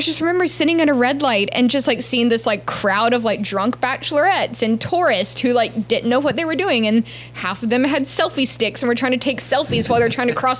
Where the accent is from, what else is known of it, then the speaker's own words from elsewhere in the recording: Atlanta, Georgia, United States; now in Tennessee, United States; I grew up in Atlanta